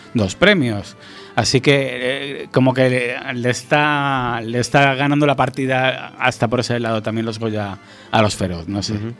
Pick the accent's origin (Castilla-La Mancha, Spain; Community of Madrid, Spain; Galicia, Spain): Galicia, Spain; nosotros que somos gallegos